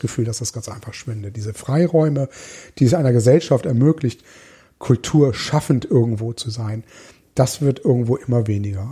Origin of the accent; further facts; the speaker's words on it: Hamburg, Germany; ich überzeugter Hamburger bin